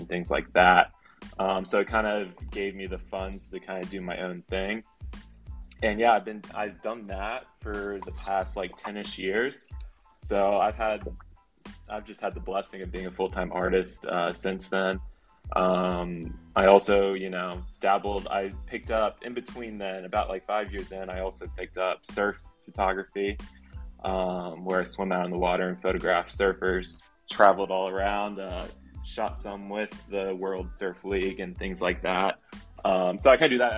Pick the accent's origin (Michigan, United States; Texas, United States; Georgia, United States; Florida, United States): Florida, United States; I'm like born and raised in Florida